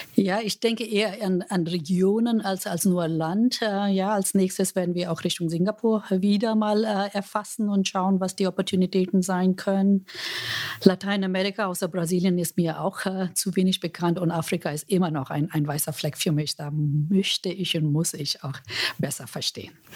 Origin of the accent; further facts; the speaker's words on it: India; German is a second language; now in Germany; Ich komme ja aus Indien